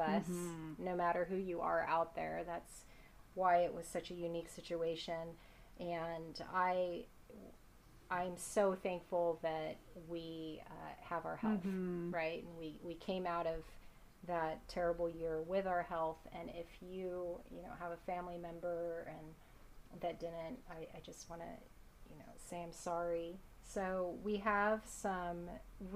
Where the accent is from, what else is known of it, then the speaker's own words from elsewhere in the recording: Oregon, United States; we are best friends from Oregon